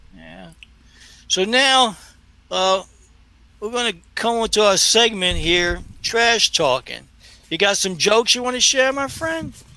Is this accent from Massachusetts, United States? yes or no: no; New York City, New York, United States; when I was a kid growing up in Brooklyn